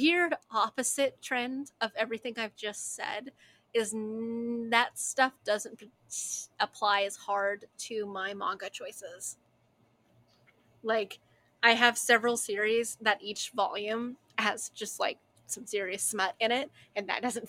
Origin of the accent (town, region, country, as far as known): United States